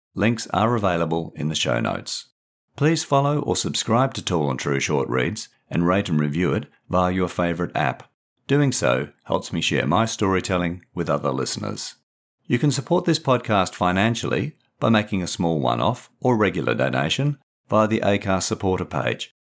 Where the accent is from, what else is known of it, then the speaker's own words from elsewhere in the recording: Perth, Western Australia, Australia; elements of autofiction from my life, growing up in Perth